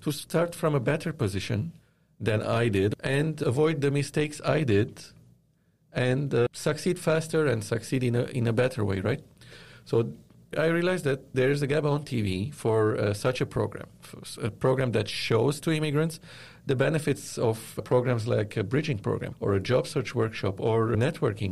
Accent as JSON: {"language": "English", "country": "Lebanon", "tie": "born or raised there", "also_born_or_lived": "Dubai", "moved": "as an adult", "lives_now": "Toronto, Canada", "said": "I was born and raised in Lebanon and I studied there"}